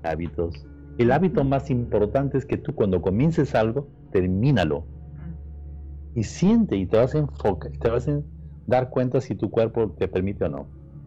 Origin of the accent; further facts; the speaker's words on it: Peru; now in Los Angeles, United States; soy de Perú